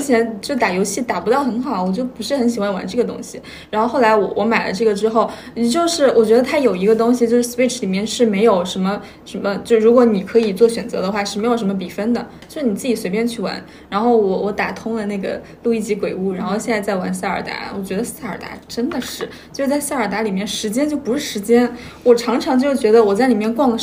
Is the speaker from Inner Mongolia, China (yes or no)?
yes; Hohhot, Inner Mongolia, China; 我家是呼和浩特的，就是离大同，大概就是四五十公里，就是呼和浩特和大同是接壤的